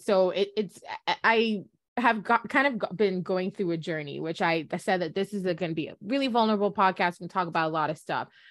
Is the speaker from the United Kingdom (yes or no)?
no; Jamaica; we're Jamaicans, just F Y I, we're from the Caribbean